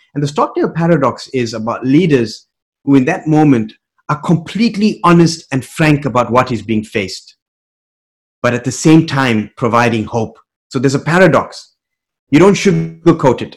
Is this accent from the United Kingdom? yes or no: no; South Africa; moved away; Growing up in South Africa uh, in the 80s, finishing high school in mm-hmm. the 80s